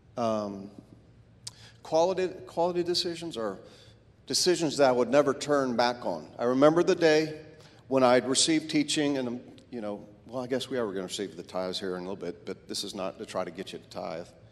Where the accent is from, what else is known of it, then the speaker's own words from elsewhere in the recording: Florida, United States; I grew up in Florida, which was a melting pot for all races